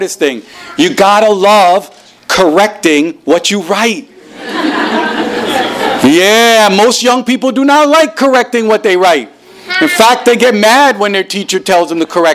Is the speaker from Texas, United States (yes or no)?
no; New Jersey, United States; English is a second language; also born or lived in Caribbean island; when I was 6 years old, my family moved to New Jersey.